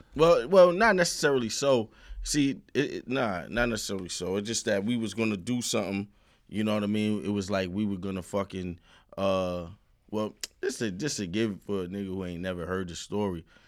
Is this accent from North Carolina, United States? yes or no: no; New York City, New York, United States; also born or lived in Far Rockaway, Queens; I'm from the Sty, Marcy